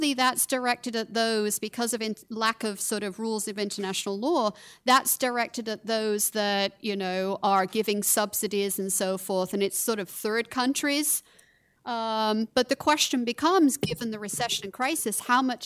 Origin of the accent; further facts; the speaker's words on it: United Kingdom; I'm from Britain